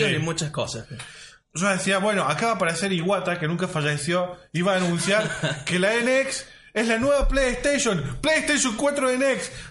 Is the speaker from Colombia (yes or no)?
no; Córdoba, Argentina; Salió súper cordobés, cordobés. bueno, somos de Córdoba, ¿qué esperas?